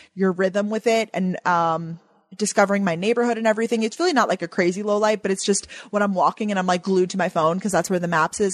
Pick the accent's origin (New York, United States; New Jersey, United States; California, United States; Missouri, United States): New York, United States; Long Island; now in New York City, United States; I growing up on Long Island